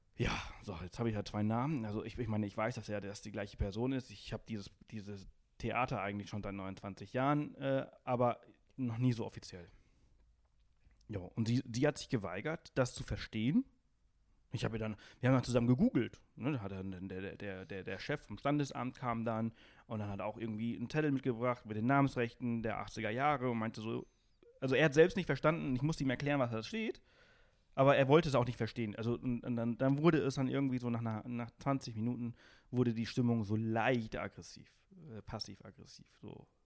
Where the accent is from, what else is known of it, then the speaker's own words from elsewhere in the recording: Alcúdia, Balearic Islands, Spain; also born or lived in Berlin, Germany; now in Garmisch-Partenkirchen, Germany; ich bin auf Mallorca geboren äh, in Spanien